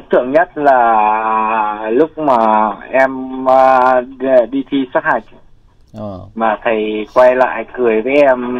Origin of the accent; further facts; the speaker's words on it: Thanh Hóa, Vietnam; now in Ho Chi Minh City, Vietnam; Dạ dạ quê em ở Thanh Hóa anh.